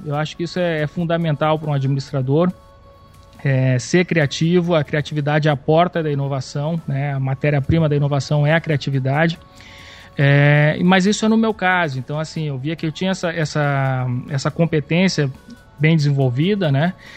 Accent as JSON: {"language": "Portuguese", "region": "Rio Grande do Sul", "country": "Brazil", "said": "eu sou, sou gaúcho"}